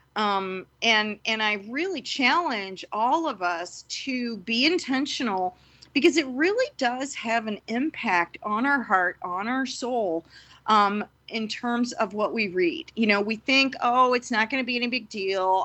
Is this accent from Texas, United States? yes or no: no; St. Louis, Missouri, United States; I am from Saint Louis